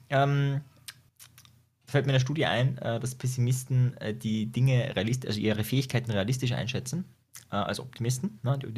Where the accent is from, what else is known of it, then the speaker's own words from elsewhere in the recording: Austria; Ja, bei uns in Österreich gibt es ja Homeschooling sogar. Da ist das ja erlaubt, das ist ja bei euch illegal.